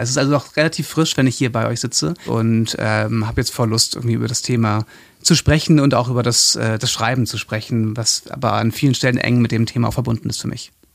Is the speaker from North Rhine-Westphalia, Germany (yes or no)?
no; Hamburg, Germany; also born or lived in Hildesheim; Ich komme aus Hamburg ursprünglich, bin da zur Schule gegangen, bin da aufgewachsen